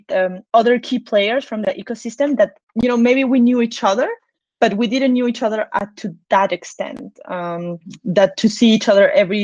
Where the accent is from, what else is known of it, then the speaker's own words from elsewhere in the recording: Peru; now in Switzerland; I'm actually from Peru in South America